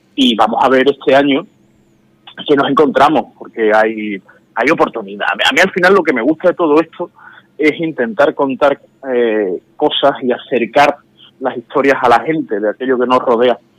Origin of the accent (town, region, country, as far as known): Seville, Andalusia, Spain; moved away as an adult; now in Madrid, Spain